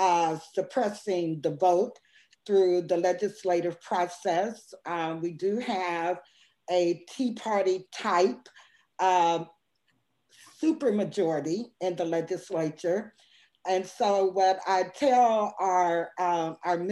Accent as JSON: {"language": "English", "town": "Peoria", "region": "Illinois", "country": "United States", "moved": "yes", "lives_now": "Jackson, United States", "said": "home for me is Peoria, Illinois"}